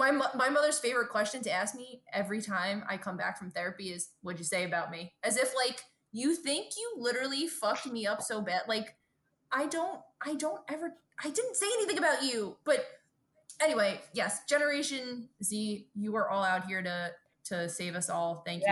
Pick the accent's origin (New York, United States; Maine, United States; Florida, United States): New York, United States; Brooklyn; because I also think growing up in Brooklyn, we really didn't like know that many lesbians